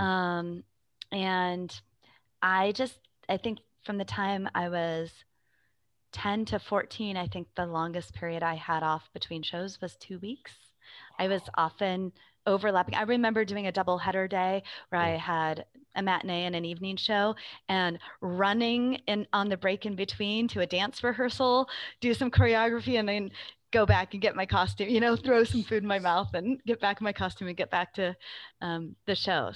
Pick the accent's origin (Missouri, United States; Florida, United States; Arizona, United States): Arizona, United States; Phoenix; I grew up in the Phoenix metro area